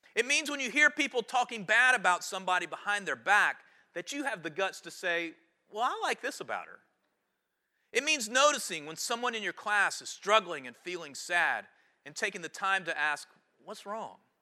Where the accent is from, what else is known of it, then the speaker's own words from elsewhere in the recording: High Point, North Carolina, United States; my hometown